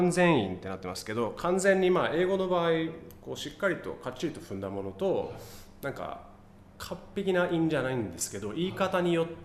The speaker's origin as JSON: {"language": "Japanese", "town": "Katsushika", "region": "Tokyo", "country": "Japan", "tie": "born or raised there", "said": "育ちもそうですね葛飾芝まで"}